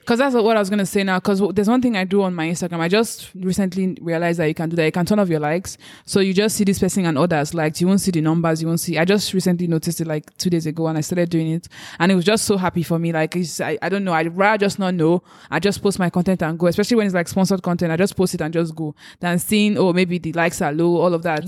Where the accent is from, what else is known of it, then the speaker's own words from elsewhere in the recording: Nigeria; as a Nigerian